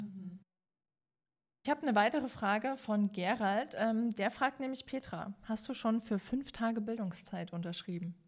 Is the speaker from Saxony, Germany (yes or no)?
yes; Dresden, Saxony, Germany; Als Dresdnerin